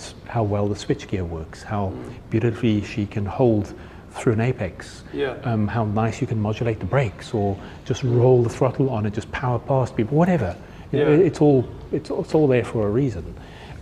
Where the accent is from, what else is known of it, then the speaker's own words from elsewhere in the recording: Namibia; now in South Africa; I grew up in the Namib Desert, I grew up in Namibia, so I'm really comfortable in the dirt